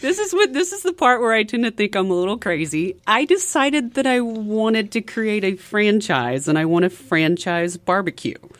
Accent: DeWitt, Arkansas, United States; moved away as an adult; also born or lived in Seattle, Washington; now in Northwest Arkansas, United States; I'm originally from the eastern side of the state

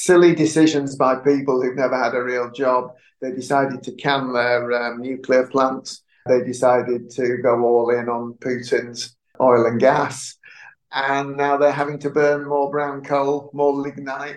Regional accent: Yorkshire and the Humber, United Kingdom; being a Yorkshireman

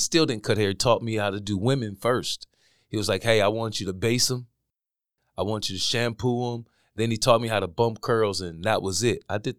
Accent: Milwaukee, Wisconsin, United States; man. I'm from here from Milwaukee, Wisconsin, born and raised. Been here my whole life, all.

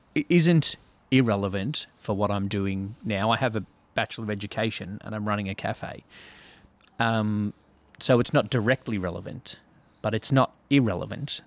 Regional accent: Melbourne, Victoria, Australia; born or raised there; accent: Australian

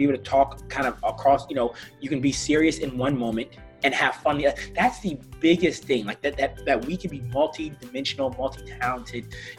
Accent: Washington, District of Columbia, United States; moved away as an adult; also born or lived in Atlanta, Georgia; I'm originally from Northwest Washington, D.C.

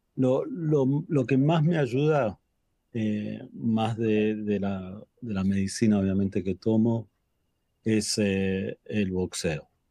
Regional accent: Buenos Aires, Argentina; now in Los Angeles, United States; nací en Buenos Aires, Argentina

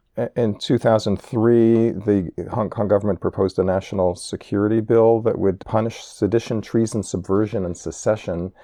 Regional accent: New York City, New York, United States; I grew up in New York City

